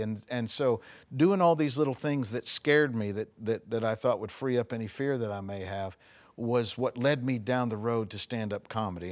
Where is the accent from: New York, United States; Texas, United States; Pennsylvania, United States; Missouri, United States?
Texas, United States; Longview; also born or lived in Dallas, Texas / Gladewater, Texas; I grew up in Longview, Texas. I was born there